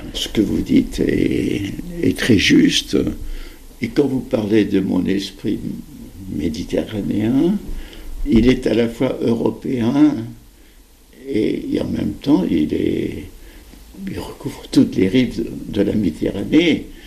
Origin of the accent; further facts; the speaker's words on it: France; je suis français, je suis méditerranéen, je suis européen, je suis juif